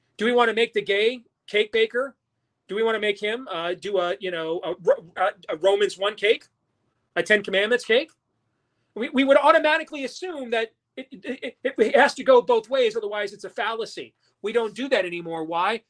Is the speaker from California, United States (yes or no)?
no; Iowa, United States; my home state of Iowa.